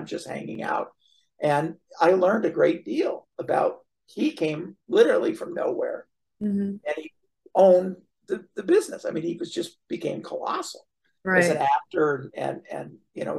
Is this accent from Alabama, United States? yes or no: no; Flint, Michigan, United States; moved away as an adult; also born or lived in Los Angeles, California; now in Florida, United States; when I was a kid growing up in Michigan